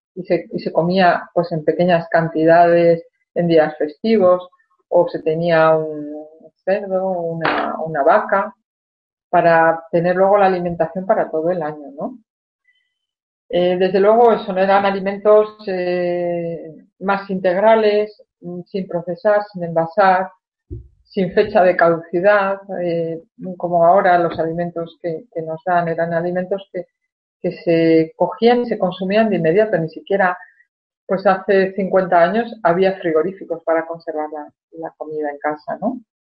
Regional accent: Spain; cuando era niña en España

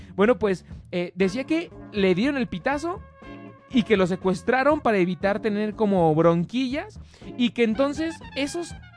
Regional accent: Mexico; Nosotros como mexicanos

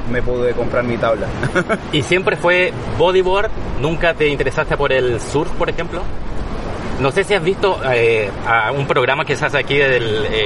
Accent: Viña del Mar, Valparaíso, Chile; now in Spain; Sí, soy de ahí, de Chile, de la parte de Viña del Mar.

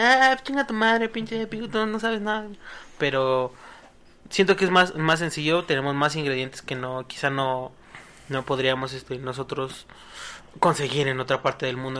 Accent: Mexico; a mí como mexicano

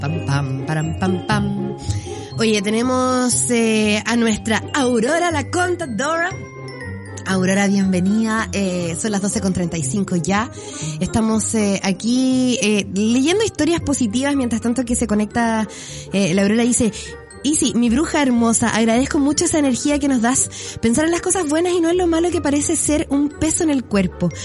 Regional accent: Chile; Todos somos chilenos

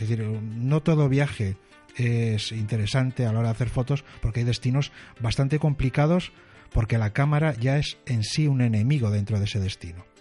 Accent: Spain; somos latinos, somos españoles

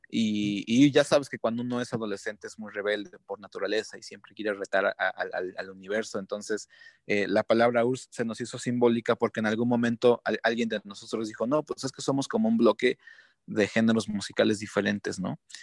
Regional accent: Mexico; los mexicanos

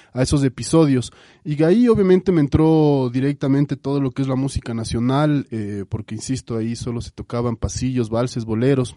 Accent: Quito, Pichincha, Ecuador; yo crecí, mi infancia la pasé en la urbanización La Granja, yo soy quiteño

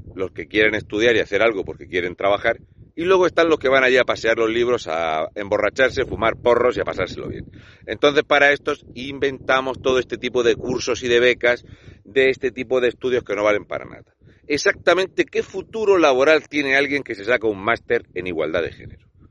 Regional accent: Region of Murcia, Spain; un murciano encabronado

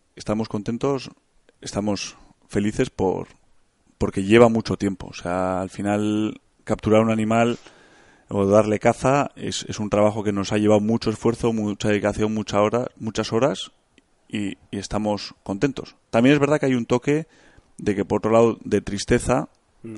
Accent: Bilbao, Basque Country, Spain; yo soy de Bilbao, tengo 32 años

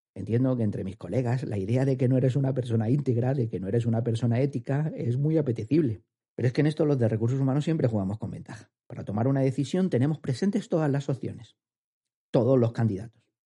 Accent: Andalusia, Spain; accent: andaluz; mi acento andaluz

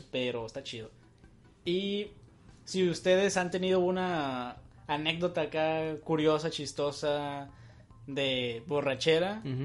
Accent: Tijuana, Baja California, Mexico; somos de Tijuana y todo lo que mencionamos son cosas que pasan aquí en Tijuana

